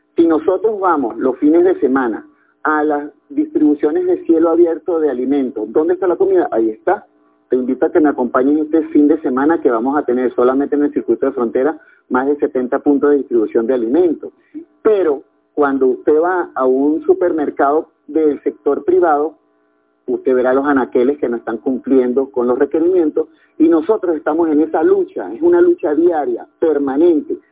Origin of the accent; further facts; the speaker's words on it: Capacho, Táchira, Venezuela; Soy tachirense de pura cepa